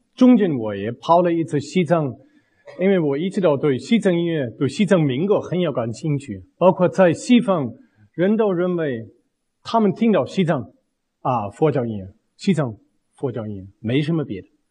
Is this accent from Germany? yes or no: yes; Bavaria, Germany; Chinese is a second language; moved away; 我们租了一个小房子，在农村，在巴伐利亚农村